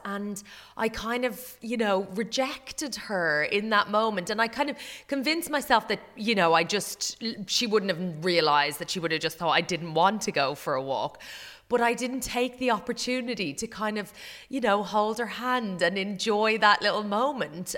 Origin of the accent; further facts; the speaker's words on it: Ireland; as an Irish person